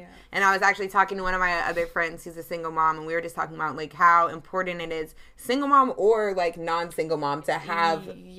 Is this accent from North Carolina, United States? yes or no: yes; Charlotte, North Carolina, United States; I'm born and raised in Charlotte, North Carolina. Actually, both of us are.